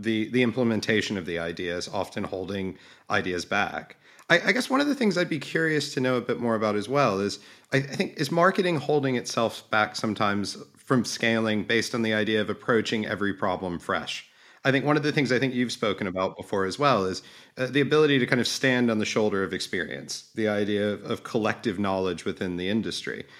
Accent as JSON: {"language": "English", "region": "Alabama", "country": "United States", "tie": "born or raised there", "said": "growing up in Alabama"}